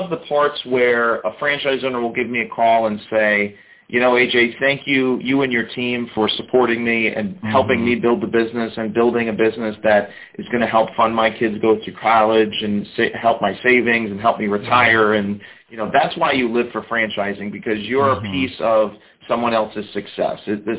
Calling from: West Palm Beach, Florida, United States; I am in very hot West Palm Beach, Florida.

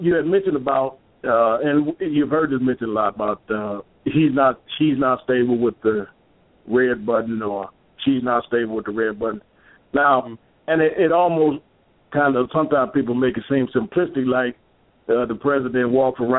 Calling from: Michigan, United States; I'm calling from Michigan

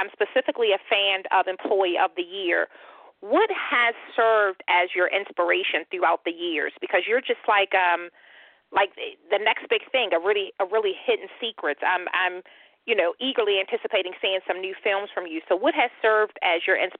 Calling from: Baltimore, Maryland, United States; I'm actually calling from Baltimore.

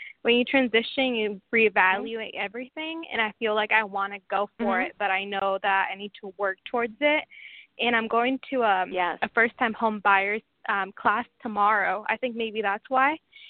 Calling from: Washington, United States; From Washington.

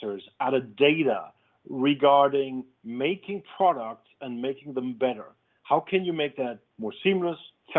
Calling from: London, United Kingdom; I'm calling in from London.

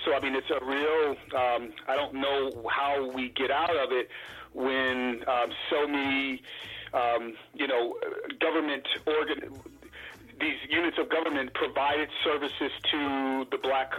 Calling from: Chicago, Illinois, United States; I'm calling from Chicago.

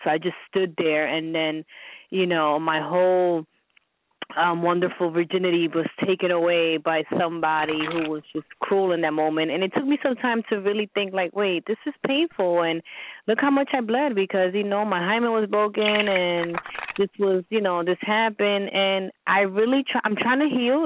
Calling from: New York, United States; I'm calling from New York

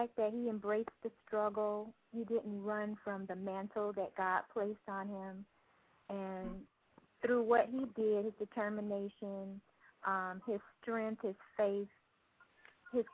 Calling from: Miami, Florida, United States; I'm calling from Miami, Florida

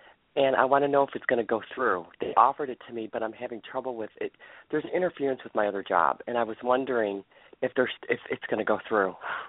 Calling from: Ohio, United States

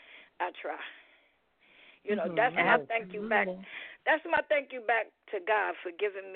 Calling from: New York City, New York, United States; I'm calling from the Bronx, New York.

